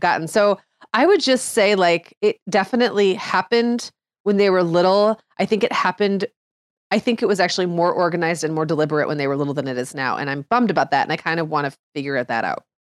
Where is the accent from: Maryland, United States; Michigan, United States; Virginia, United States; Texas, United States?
Michigan, United States; Upper Peninsula of; moved away; I grew up in the Upper Peninsula of Michigan